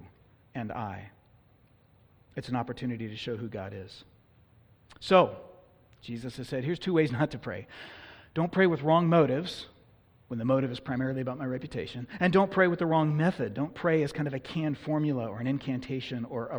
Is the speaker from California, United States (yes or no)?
yes; California, United States; the church I grew up in California